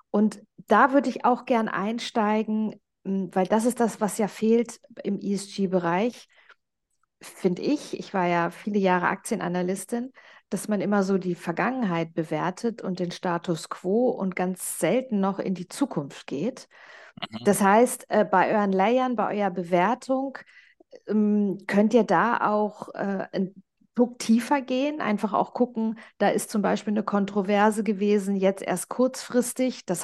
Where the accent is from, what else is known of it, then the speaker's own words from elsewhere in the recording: Germany; now in Switzerland; da kam ich als Deutsche in die Schweiz und dachte so, okay, hier ist so das Mindset ja, ähm, eine ganz andere.